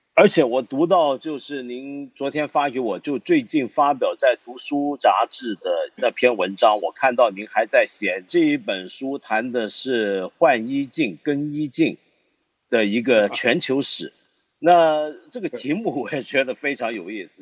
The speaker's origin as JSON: {"language": "Chinese", "country": "China", "said": "我自己作为一个中国人"}